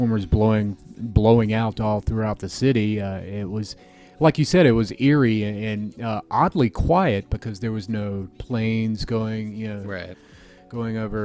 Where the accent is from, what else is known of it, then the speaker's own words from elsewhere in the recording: Florida, United States; now in Chicago, United States; I'm from Florida, and that's where most of my family lives